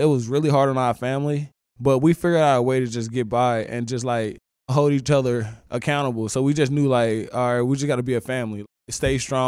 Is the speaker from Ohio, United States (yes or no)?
no; St. Louis, Missouri, United States; Growing up in St. Louis, Missouri, having like seven of us in the same house